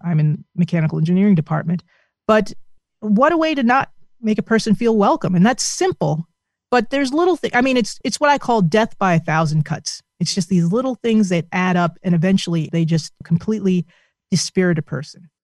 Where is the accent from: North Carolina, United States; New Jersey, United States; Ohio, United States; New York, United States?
New Jersey, United States; my home state of New Jersey